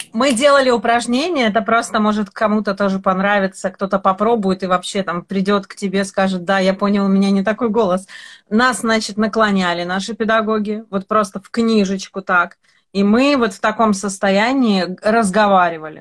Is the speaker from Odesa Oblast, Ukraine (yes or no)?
yes; Odesa, Odesa Oblast, Ukraine; я вообще коренная одесситка, и у меня, у меня разговаривали вот так все дома